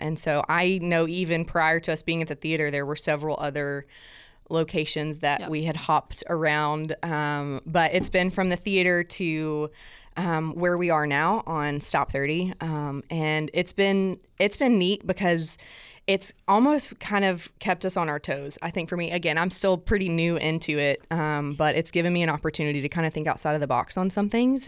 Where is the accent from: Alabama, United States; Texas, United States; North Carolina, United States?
Alabama, United States; South; accent: southern; now in Nashville, United States; I'm originally from South Alabama, um, and like when I say South Alabama, my mom and dad live 30 minutes north of Gulf Shores